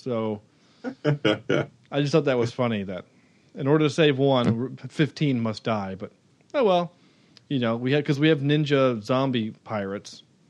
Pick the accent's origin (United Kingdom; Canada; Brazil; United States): United Kingdom; Because we're the British, and the only people we can make fun of at this point are the English or the French.